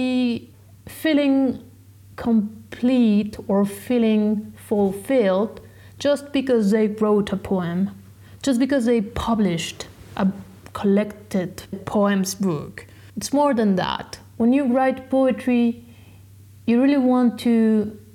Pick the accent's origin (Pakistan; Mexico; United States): Mexico; English is a second language; moved away as an adult; also born or lived in France; I was born in Mexico